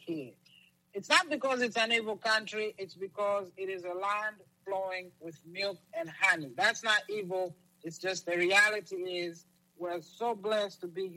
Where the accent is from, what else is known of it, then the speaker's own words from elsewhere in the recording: Lusaka, Lusaka Province, Zambia; also born or lived in Kigali, Rwanda; now in United States; I grew up in Lusaka, Zambia